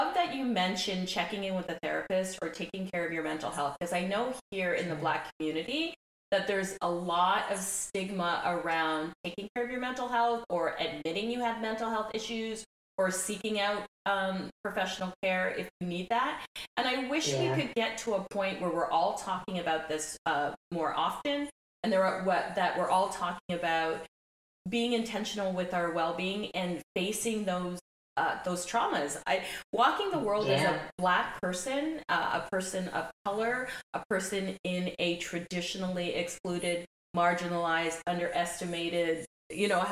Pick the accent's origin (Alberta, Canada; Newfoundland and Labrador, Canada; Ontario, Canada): Ontario, Canada; My family's from Barbados, emigrated to Canada, and my parents emigrated to Canada in the 60s, and I was born here